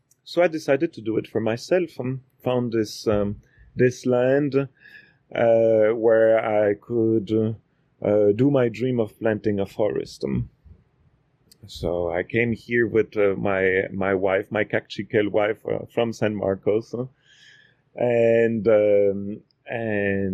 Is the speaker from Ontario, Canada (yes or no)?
no; Quebec City, Quebec, Canada; moved away as an adult; now in Guatemala; I was born in Quebec City from two linguist professors.